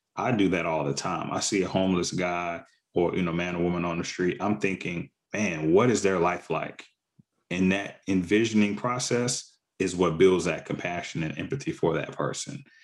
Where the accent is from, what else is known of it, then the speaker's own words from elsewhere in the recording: the South, United States; also born or lived in Mississippi / Arkansas; I grew up in the South in Mississippi and Arkansas, predominantly Black communities